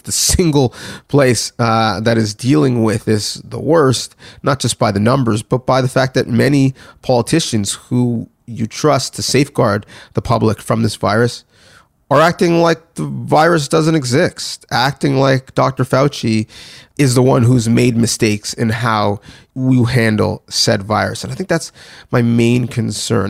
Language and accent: English; Canada; I, am speaking, you know, as a Canadian specifically